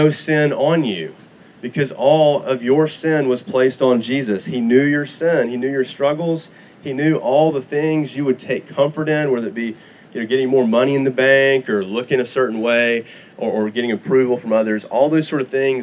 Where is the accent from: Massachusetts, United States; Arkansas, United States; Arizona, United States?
Arkansas, United States; also born or lived in Texas; now in Oklahoma, United States; I am from Arkansas originally. Now I'm an Oklahoman